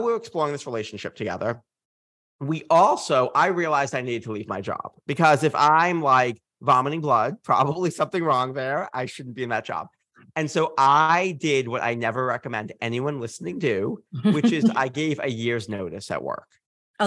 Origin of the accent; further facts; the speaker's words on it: Massachusetts, United States; I'm from Massachusetts